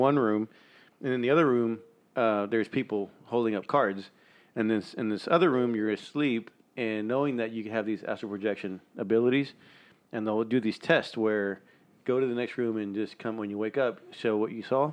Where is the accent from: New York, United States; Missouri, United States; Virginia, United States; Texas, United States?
Texas, United States; Helotes; I grew up in Helotes